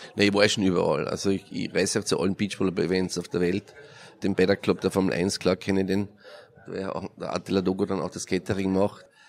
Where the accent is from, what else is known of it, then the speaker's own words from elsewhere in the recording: Carinthia, Austria; Ich komme aus Kärnten, das ist der südliche Teil von Österreich an der Grenze zu Italien.